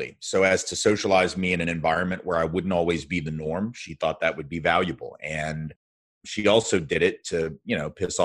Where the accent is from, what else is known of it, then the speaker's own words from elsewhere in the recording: Nashville, Tennessee, United States; I grew up in Nashville, Tennessee, which is where I live again now and have for the last 24 years